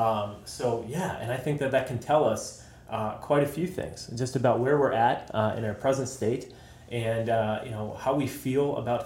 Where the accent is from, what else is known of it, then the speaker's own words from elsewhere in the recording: Wisconsin, United States; I was born here in Wisconsin